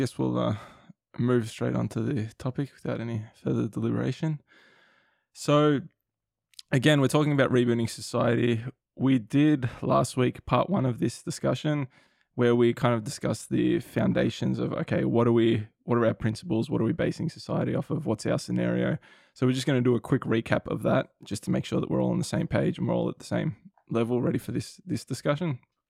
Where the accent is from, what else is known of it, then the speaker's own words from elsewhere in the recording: Australia; So we're both Australian, we live here.